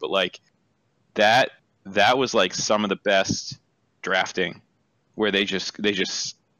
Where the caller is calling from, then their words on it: Saskatchewan, Canada; Saskatchewan, Canada.